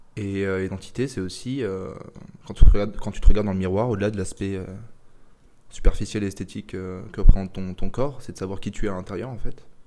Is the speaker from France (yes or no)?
yes; France; je suis français